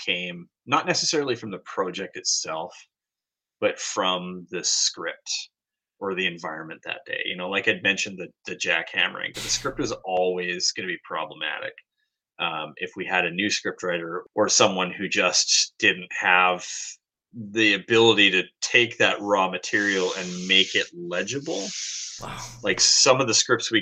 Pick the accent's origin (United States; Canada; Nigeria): Canada; moved away as an adult; also born or lived in Hong Kong; being a Canadian